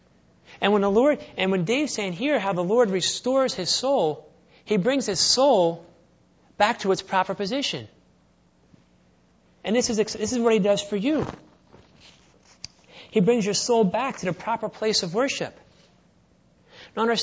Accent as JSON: {"language": "English", "town": "Philadelphia", "region": "Pennsylvania", "country": "United States", "tie": "born or raised there", "said": "when I was growing up in Philadelphia"}